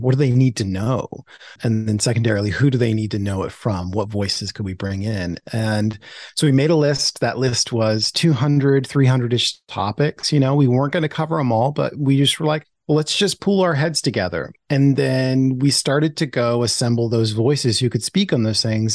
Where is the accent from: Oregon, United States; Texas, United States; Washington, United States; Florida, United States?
Oregon, United States; Portland; Growing up as a black kid in the whitest city in America, my hometown, Portland, Oregon